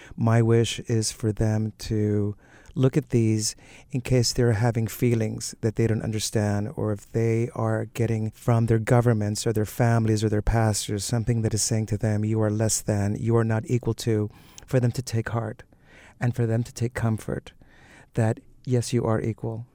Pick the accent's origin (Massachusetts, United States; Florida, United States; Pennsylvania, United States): Florida, United States; Miami Beach; also born or lived in Cuba; growing up in Miami Beach. In Miami, where, of course, there's all those beautiful Art Deco hotels. Also, the fact that I'm Cuban